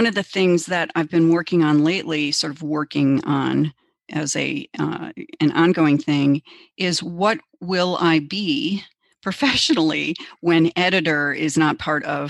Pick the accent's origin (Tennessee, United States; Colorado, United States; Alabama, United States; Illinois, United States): Illinois, United States; Chicago; now in Minnesota, United States; I grew up in Chicago